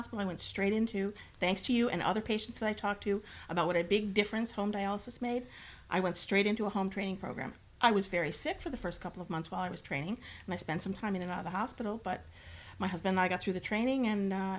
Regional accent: upstate New York, United States; I'm actually just from upstate New York.

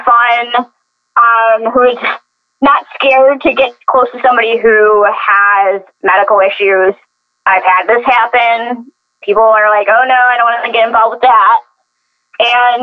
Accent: Buffalo, New York, United States; I come from Buffalo, New York, where it snows

